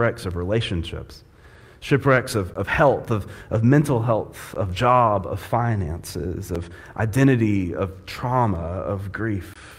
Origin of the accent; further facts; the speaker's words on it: Panama City, Florida, United States; It's tough being a fair-skinned kid growing up in Florida